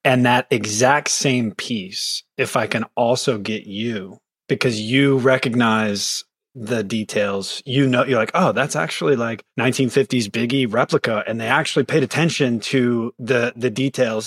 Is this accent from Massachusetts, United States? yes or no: no; Concordia, Missouri, United States; moved away; I grew up in Concordia, Missouri